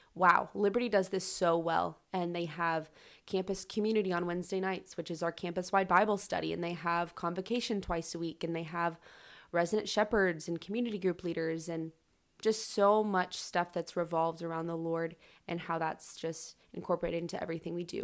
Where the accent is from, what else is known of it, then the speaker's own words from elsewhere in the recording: Charlotte, North Carolina, United States; moved away as an adult; now in Lynchburg, United States; I am from Charlotte, North Carolina.